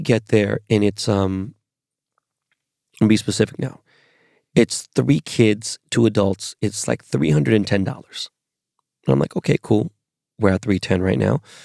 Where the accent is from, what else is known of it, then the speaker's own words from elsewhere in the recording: Los Angeles, California, United States; I'm from Los Angeles.